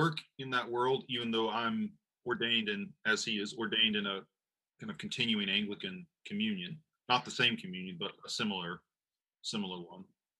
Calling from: Tulsa, Oklahoma, United States

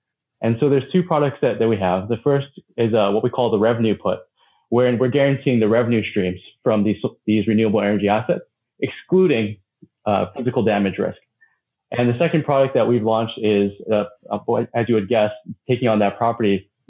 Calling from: Honolulu, Hawaii, United States; I'm joining from Honolulu, Hawaii.

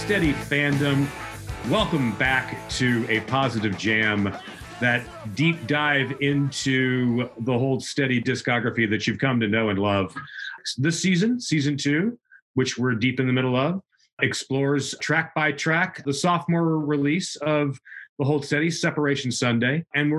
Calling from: Portland, Oregon, United States; And I'm joining you from the Pacific Northwest, Portland, Oregon.

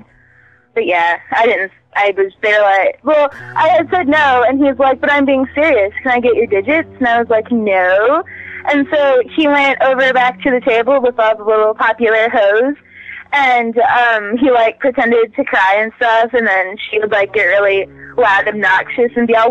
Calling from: Missouri, United States

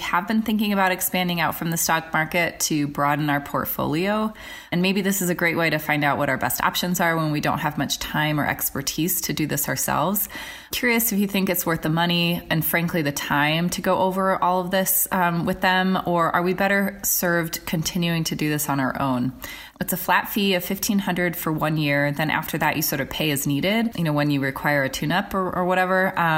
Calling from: Denver, Colorado, United States; I'm calling from Denver, Colorado.

